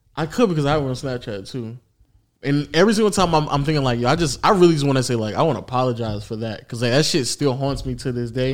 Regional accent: the South, United States; accent: southern; sometimes my southern accent comes out

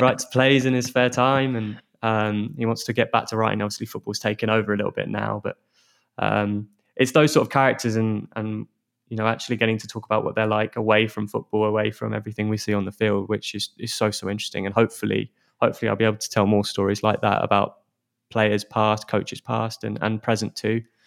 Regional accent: Hounslow, London, United Kingdom; moved away as an adult; I'm actually from Hounslow, so, um, I'm, I'm local

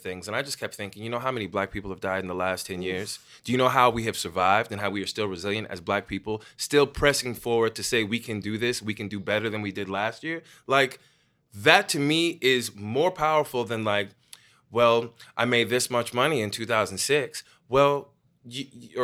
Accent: Texas, United States; I'm growing up in Texas

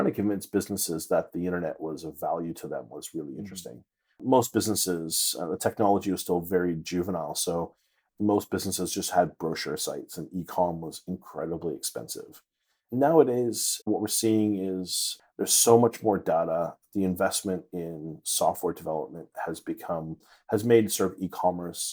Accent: Toronto, Ontario, Canada; moved away; I'm originally from Toronto, Canada

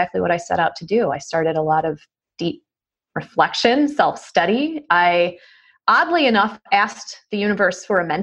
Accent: New York, United States; I'm from New York

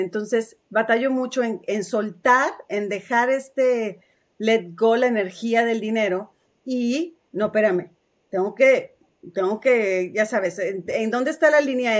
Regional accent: Mexico; now in United States; Yo también crecí en México

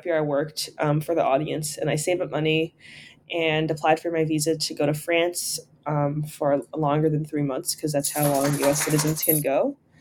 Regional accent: New York City, New York, United States; I'm from New York City

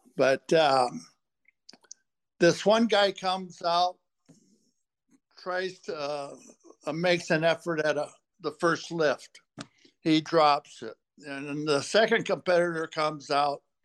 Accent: Portland, Oregon, United States; now in Minnesota, United States; I uh, grew up in Portland, Oregon. I was born in 43.

